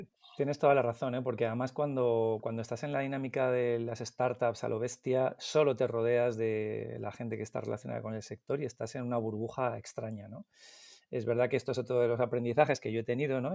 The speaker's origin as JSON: {"language": "Spanish", "town": "Madrid", "region": "Community of Madrid", "country": "Spain", "tie": "born or raised there", "said": "Yo soy del Pardo, de Madrid, del pueblecito del Pardo, y mantengo mi mismo grupo de amigos de cuando teníamos once, doce años"}